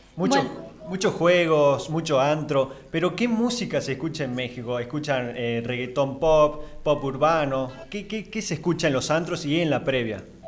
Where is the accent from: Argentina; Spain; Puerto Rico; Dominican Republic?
Argentina; Salta; también de Argentina de Salta